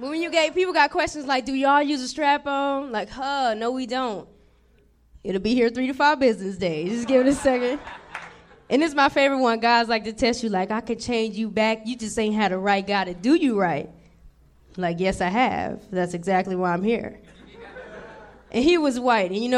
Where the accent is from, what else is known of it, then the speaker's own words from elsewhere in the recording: Cleveland, Ohio, United States; moved away as an adult; now in Los Angeles, United States; I'm from Cleveland